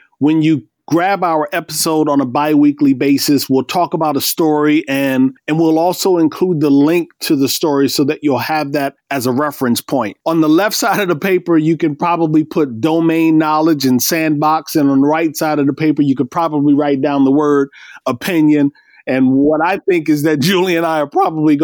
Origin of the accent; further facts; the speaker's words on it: Iowa, United States; I grew up in Iowa